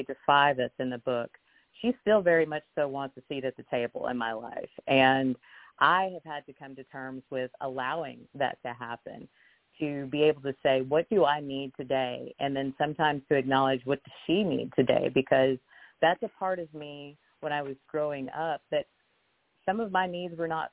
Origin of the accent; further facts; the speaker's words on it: the South, United States; growing up in the South or growing up in the Bible Belt, I was raised Baptist